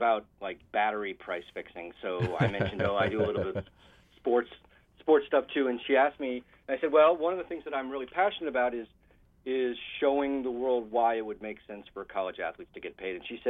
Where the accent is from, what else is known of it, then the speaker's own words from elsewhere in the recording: Massachusetts, United States; now in West Coast, United States; I grew up in Massachusetts, actually, so close to you, and I'm on the West Coast now